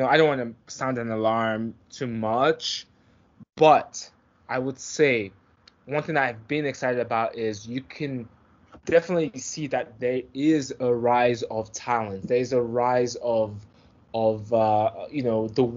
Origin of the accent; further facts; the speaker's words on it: Nigeria; I'm from Nigeria.